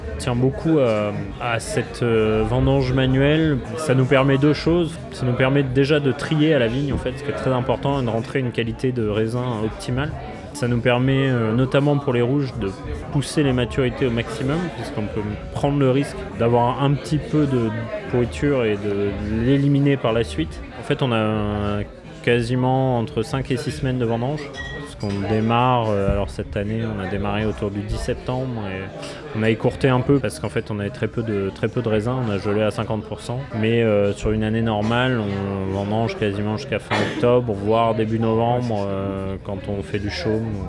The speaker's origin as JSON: {"language": "French", "town": "Paris", "region": "Île-de-France", "country": "France", "tie": "born or raised there", "also_born_or_lived": "Bordeaux", "moved": "as an adult", "lives_now": "Saint-Lambert-du-Lattay, France", "said": "je suis originaire de Paris"}